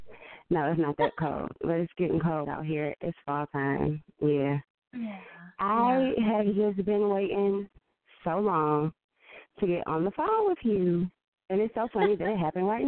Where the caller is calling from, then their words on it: Detroit, Michigan, United States; This is …, and I'm from Detroit.